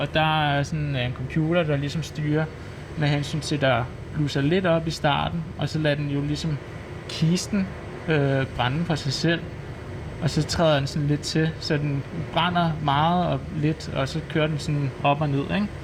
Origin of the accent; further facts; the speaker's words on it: Solrød, Zealand, Denmark; now in Valby, Denmark; jeg er jo så født og opvokset i Solrød, men jeg er jo så flyttet til Valby